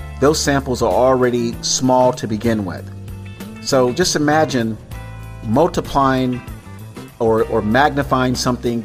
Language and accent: English; Tampa, Florida, United States; also born or lived in Miami / Dania Beach / Opa-locka; Florida, my home state, by the way, born and raised in Tampa, lived in Miami, Dania Beach, Opa-locka as a kid, temporarily